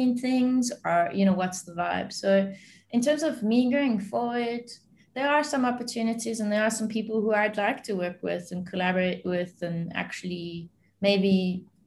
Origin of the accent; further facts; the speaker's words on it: South Africa; I'm South African and I'm born here